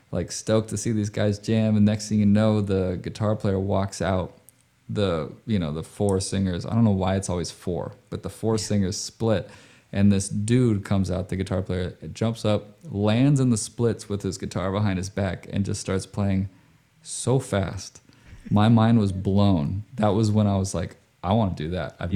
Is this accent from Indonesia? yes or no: yes; Indonesia; So I grew up overseas, right? I grew up in Indonesia